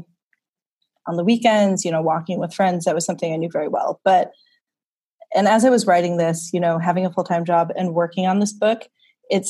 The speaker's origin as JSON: {"language": "English", "region": "Wisconsin", "country": "United States", "tie": "born or raised there", "moved": "as an adult", "lives_now": "New York, United States", "said": "growing up in the Midwest, we did a lot of Sunday drives."}